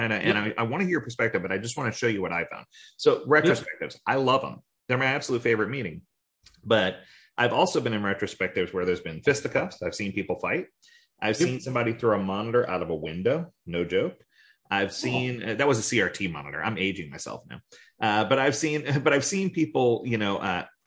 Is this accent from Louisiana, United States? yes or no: yes; New Orleans, Louisiana, United States; now in Florida, United States; I grew up in New Orleans